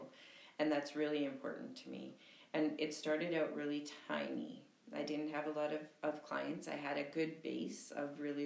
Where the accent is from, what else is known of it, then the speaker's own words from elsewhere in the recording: Thunder Bay, Ontario, Canada; I am born and raised in Thunder Bay.